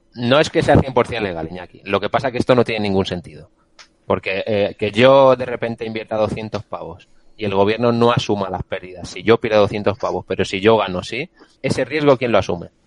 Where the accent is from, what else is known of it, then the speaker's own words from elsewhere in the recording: Castilla-La Mancha, Spain; now in Madrid, Spain; como Castellano Manchego